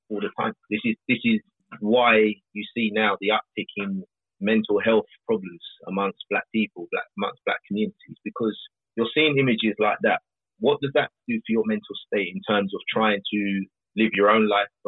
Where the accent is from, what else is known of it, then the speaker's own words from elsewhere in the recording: London, United Kingdom; someone like me growing up in South London